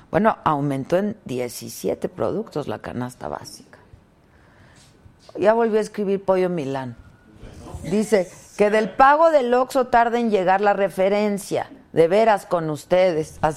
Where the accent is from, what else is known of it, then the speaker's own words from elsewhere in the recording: Mexico; born there; Yo nací en México.